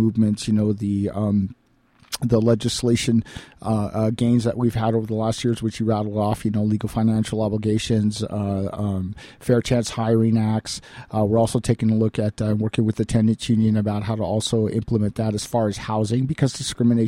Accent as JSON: {"language": "English", "country": "United States", "said": "as Americans"}